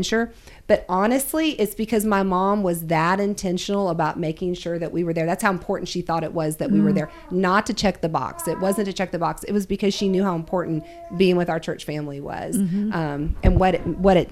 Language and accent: English; Ohio, United States; moved away; I grew up in Ohio for a good amount of my life.